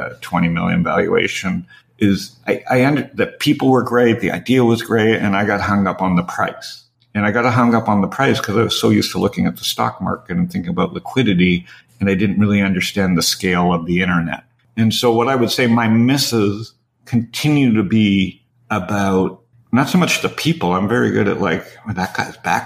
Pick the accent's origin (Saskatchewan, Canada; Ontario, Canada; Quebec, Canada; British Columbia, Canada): Ontario, Canada; Toronto; I grew up in Toronto